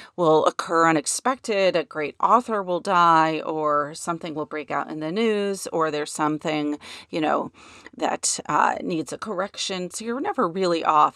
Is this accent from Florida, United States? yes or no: no; New York, United States; growing up in New York